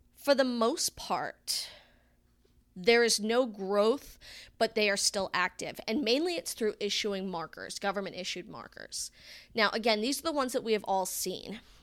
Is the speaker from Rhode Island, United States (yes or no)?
yes; Arnold Mills, Rhode Island, United States; moved away; I come from Rhode Island